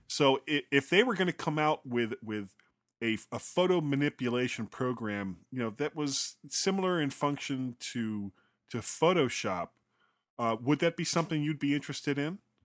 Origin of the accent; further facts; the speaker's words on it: South Florida, United States; I'm from South Florida